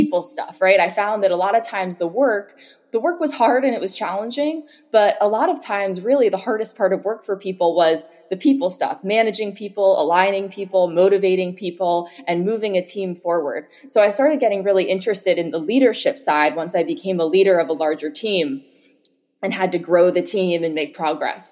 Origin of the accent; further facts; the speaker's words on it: Philadelphia, Pennsylvania, United States; moved away as an adult; now in Marin County, United States; originally I'm from Philadelphia, so I grew up there, went to school there and university